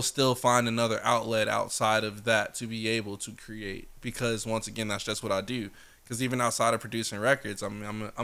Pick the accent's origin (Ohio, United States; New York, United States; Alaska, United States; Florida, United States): Florida, United States; Sarasota; moved away; also born or lived in Jacksonville; Sarasota, Florida